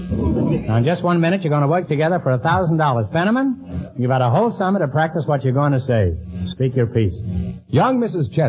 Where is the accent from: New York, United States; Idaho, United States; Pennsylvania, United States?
New York, United States; New York City; New York City.